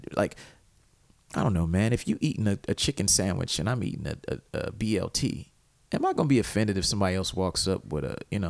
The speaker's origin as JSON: {"language": "English", "region": "Ohio", "country": "United States", "said": "I'm from Ohio."}